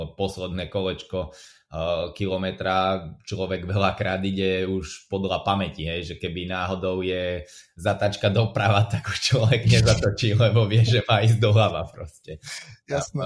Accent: Slovakia; moved away as an adult; also born or lived in England; now in United Kingdom; ja som zostal zo Slovenska v Anglicku

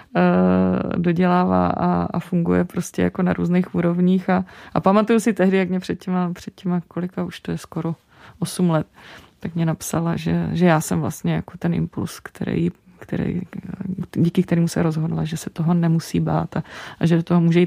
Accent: Czechia; Já se naopak cítím jako průměrná Češka

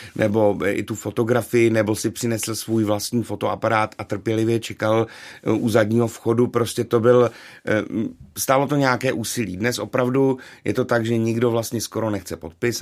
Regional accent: Karlovy Vary, Karlovy Vary Region, Czechia; vzpomínka na Vánoce v, v mém rodném městě, tedy v Karlových Varech

